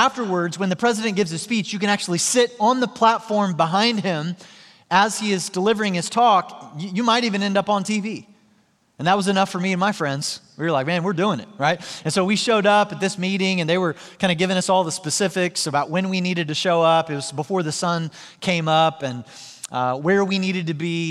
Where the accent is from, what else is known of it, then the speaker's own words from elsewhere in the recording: Joplin, Missouri, United States; my hometown in Joplin, Missouri